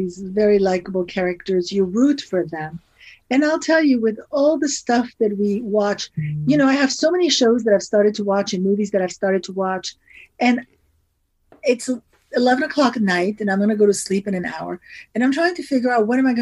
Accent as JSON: {"language": "English", "region": "New York", "country": "United States", "tie": "born or raised there", "moved": "as an adult", "lives_now": "Los Angeles, United States", "said": "I was born in New York and I lived in New York for many years"}